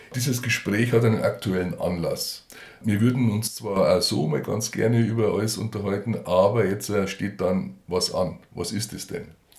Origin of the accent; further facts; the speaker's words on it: Garmisch-Partenkirchen, Bavaria, Germany; bei uns in Garmisch-Partenkirchen